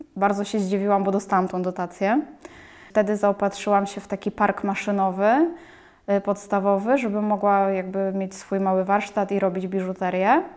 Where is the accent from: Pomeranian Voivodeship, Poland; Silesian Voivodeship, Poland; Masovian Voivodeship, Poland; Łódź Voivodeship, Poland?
Łódź Voivodeship, Poland; Łódź; jestem z Łodzi